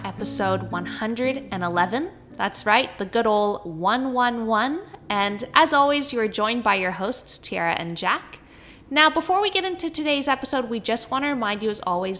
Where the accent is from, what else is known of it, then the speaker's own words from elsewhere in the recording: Canada; accent: Canadian; my Canadian accent